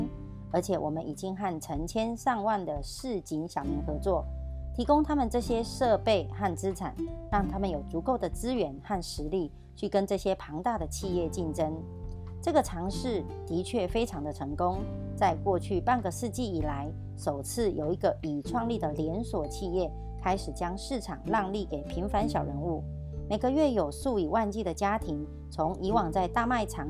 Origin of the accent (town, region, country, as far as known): Miaoli County, Taiwan